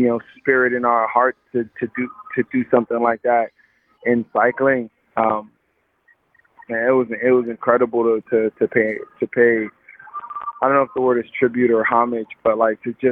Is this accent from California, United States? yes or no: yes; Los Angeles, California, United States; I come from South Central